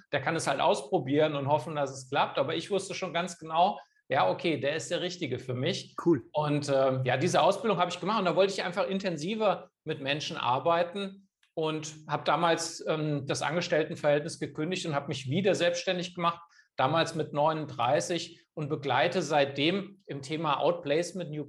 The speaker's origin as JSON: {"language": "German", "town": "Kassel", "region": "Hesse", "country": "Germany", "tie": "born there", "said": "studiert in Kassel, wo ich geboren bin, Wirtschaftswissenschaften"}